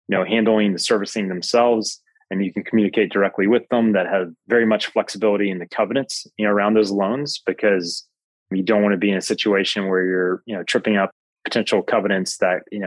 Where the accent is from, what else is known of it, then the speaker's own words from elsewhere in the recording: Alabama, United States; now in Atlanta, United States; I'm originally from Alabama